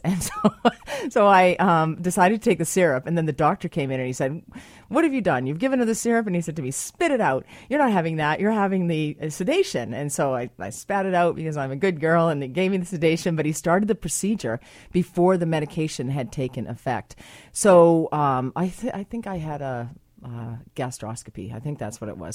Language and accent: English; United States; now in Canada; I am American as well